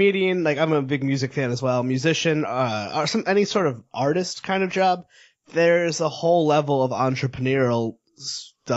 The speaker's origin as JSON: {"language": "English", "region": "Connecticut", "country": "United States", "tie": "born or raised there", "said": "I grew up in Connecticut"}